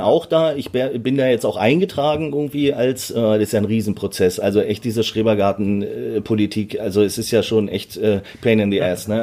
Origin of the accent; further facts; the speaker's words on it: Berlin, Germany; ich bin mit sieben Jahren äh, nach Berlin ausgewandert.